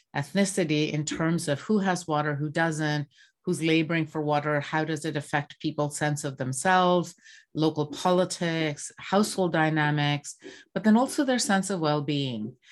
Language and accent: English; Bangladesh; moved away; I grew up in Bangladesh